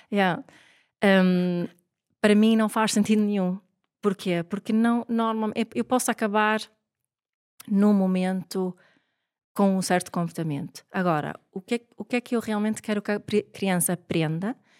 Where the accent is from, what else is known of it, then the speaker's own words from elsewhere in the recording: Sweden; moved away as an adult; now in Portugal; eu sou sueca, o meu pai é sueco, a minha mãe é montenegrina